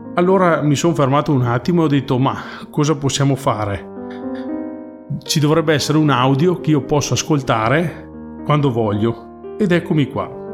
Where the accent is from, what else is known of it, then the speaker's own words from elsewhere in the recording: Soave, Veneto, Italy; vengo da Soave, un piccolo paesino nella provincia di Verona